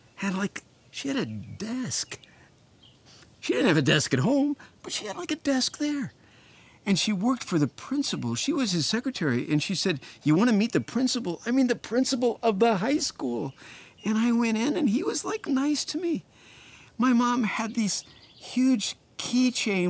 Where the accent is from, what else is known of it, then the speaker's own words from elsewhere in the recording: Indianapolis, Indiana, United States; I grew up in Indianapolis, Indiana.